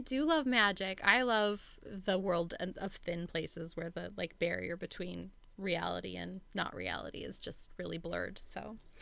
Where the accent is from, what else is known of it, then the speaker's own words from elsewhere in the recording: Oregon, United States; moved away; I'm from Oregon